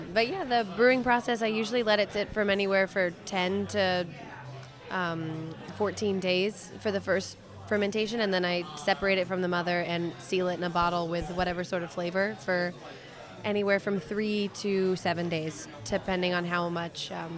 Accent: Kansas, United States; moved away; I'm from Kansas originally, so I drove it up here with me.

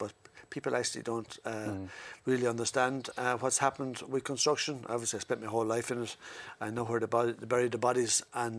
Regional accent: Wexford, Leinster, Ireland; got elected from Ireland South. I'm from Wexford.

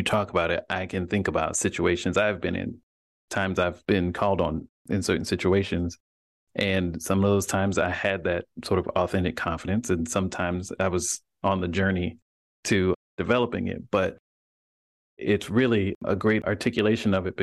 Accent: Southeast Alabama, United States; I was born and raised in Southeast Alabama

